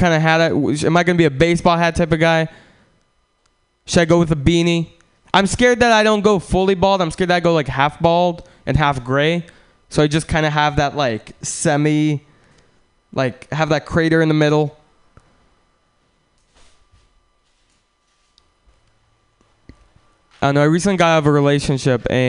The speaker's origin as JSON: {"language": "English", "country": "Russia", "tie": "born or raised there", "moved": "yes", "said": "I'm from Russia"}